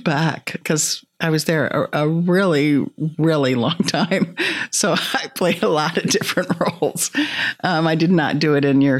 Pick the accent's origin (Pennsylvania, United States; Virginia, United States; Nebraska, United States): Nebraska, United States; Omaha